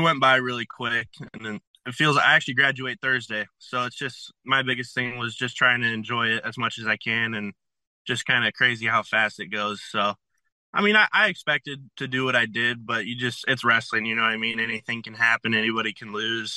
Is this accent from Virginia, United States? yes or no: no; Iowa City, Iowa, United States; growing up in Iowa City